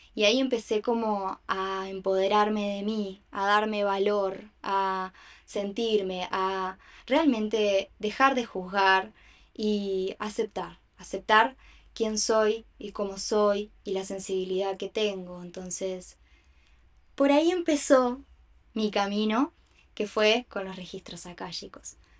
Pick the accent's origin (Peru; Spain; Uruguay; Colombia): Uruguay; Montevideo; nací acá en Uruguay, en Montevideo